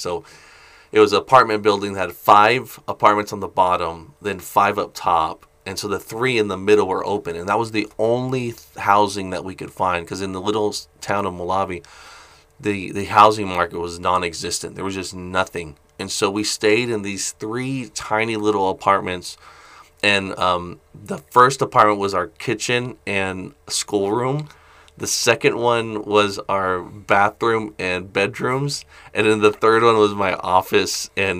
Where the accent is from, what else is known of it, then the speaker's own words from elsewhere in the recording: Philippines; Yeah, I grew up in the Philippines, first of all, since I was 3 months old